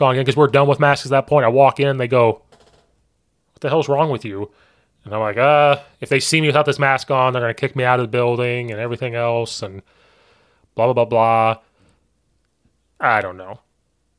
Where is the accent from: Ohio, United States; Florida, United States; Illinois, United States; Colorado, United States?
Illinois, United States; Central; I'm from Central Illinois, which is way different than suburbs